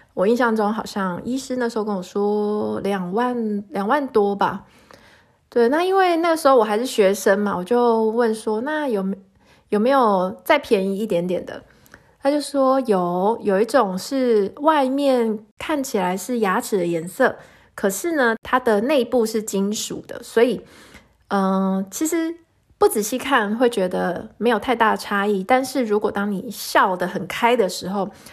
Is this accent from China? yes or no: no; Taiwan; now in Netherlands; 其实跟以前我们在台湾有蛮大的落差